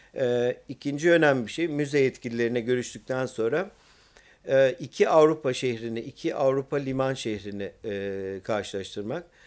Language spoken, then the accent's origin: Turkish; Istanbul, Turkey; bir İstanbullu olarak